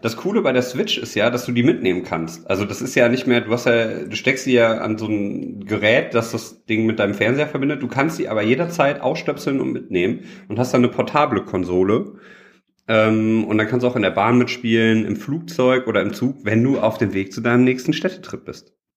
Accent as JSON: {"language": "German", "town": "Düsseldorf", "region": "North Rhine-Westphalia", "country": "Germany", "said": "ich bin ja ein Düsseldorfer Jung"}